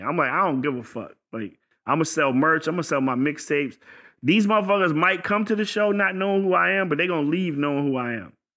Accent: Virginia, United States; I'm from Virginia

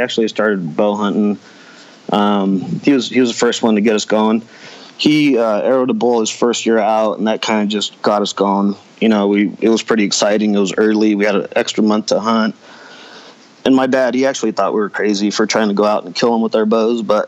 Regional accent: Wilder, Idaho, United States; I grew up here in Wilder.

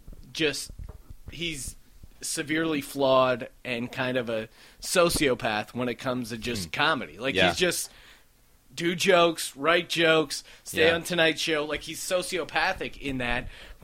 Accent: Bethlehem, Pennsylvania, United States; now in Los Angeles, United States; I grew up in Bethlehem, Pennsylvania, and it was kind of the same kind of feel where – yeah, it was 70,000 people, but you were outside of Philly. You were outside of New York, so it was kind of a smaller town feel.

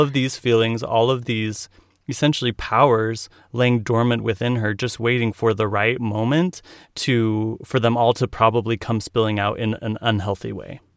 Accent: Utah, United States; Born and raised in Utah

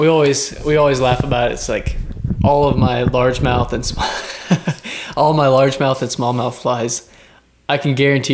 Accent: Georgetown, Texas, United States; I grew up in Georgetown, Texas, so all the Texas Hill Country, all that stuff, man, it's kind of where I cut my teeth, so been known as a river rat in the past.

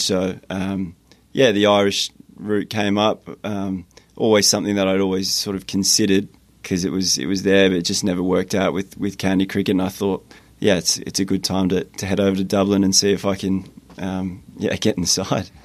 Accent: Perth, Western Australia, Australia; moved away as an adult; also born or lived in Southampton, England / Liverpool, England; growing up in Perth

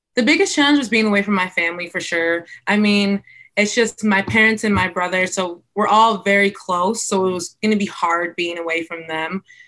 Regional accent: White Lake, Michigan, United States; I grew up in White Lake, Michigan

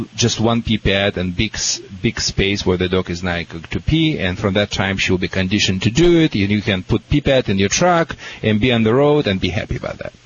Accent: Russia; moved away; From Russia

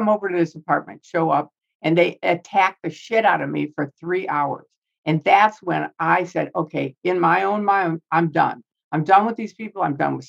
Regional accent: Chicago, Illinois, United States; moved away; I grew up in Chicago around the mafia.

